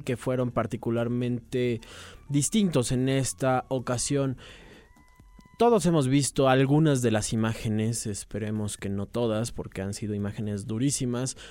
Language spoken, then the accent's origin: Spanish; Mexico; como mexicanos